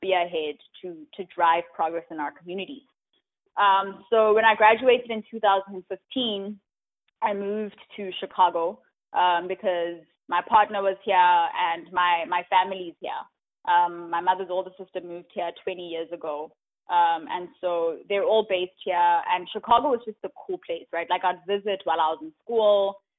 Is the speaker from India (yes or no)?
no; Johannesburg, Gauteng, South Africa; moved away as an adult; also born or lived in Charlotte, North Carolina; now in United States; I'm from South Africa. I grew up in Johannesburg, and I came to the U.S. 6 years ago for school